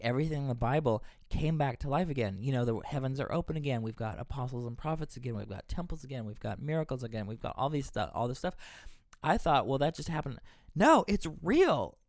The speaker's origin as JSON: {"language": "English", "region": "Texas", "country": "United States", "moved": "as an adult", "lives_now": "Boston, United States", "said": "I'm from Texas. I moved here to Boston a number of years ago."}